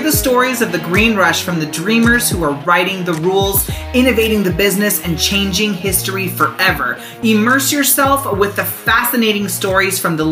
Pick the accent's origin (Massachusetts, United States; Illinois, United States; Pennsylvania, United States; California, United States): California, United States; San Diego; I grew up in San Diego